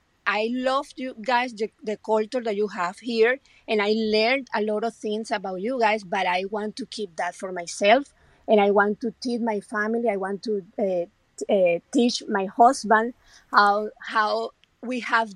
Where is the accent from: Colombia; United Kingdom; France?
Colombia; English is a second language; moved away as an adult; now in United States; when I came from Colombia about United States